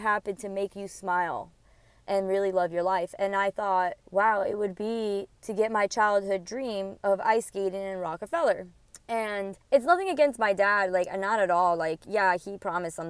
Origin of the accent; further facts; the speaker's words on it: New Jersey, United States; moved away; also born or lived in Queens, New York / Florida; I was born in New York, in Queens, and then I grew up in New Jersey and then moved to Florida. So I don't consider myself from New York. I was just born there, but I grew up from Jersey